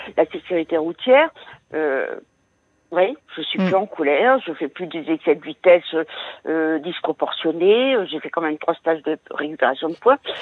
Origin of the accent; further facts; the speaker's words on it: Brittany, France; moved away; je suis originaire de Bretagne